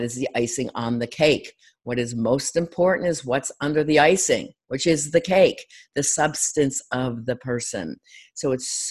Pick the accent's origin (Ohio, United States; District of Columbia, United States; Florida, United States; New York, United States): Florida, United States; Delray Beach; my hometown at Delray Beach area, Florida.